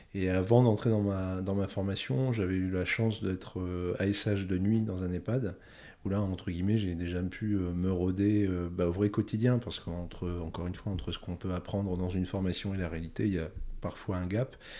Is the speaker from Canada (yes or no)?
no; northern France, France; moved away as an adult; je suis retourné euh, chez moi dans le Grand Nord de la France, chez mes parents.